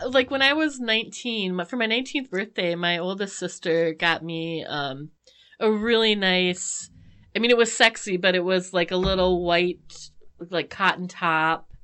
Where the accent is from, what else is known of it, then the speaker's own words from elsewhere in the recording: United States; as an American